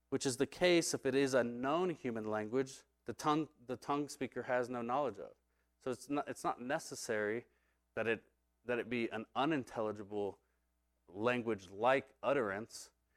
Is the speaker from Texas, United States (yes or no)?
yes; Texas, United States; I'm gonna say glossa, 'cause I'm from Texas